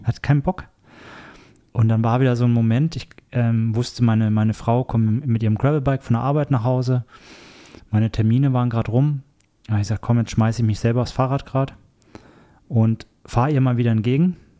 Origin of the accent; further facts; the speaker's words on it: Erlangen, Bavaria, Germany; moved away; mit meinen besten Freunden aus Deutschland, ähm, wo ich herkomme, aus der Erlanger Ecke, aus der Franken Ecke quasi